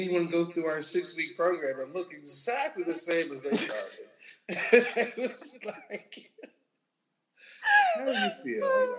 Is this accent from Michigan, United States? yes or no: yes; Michigan, United States; now in Chicago, United States; I know I'm from Michigan.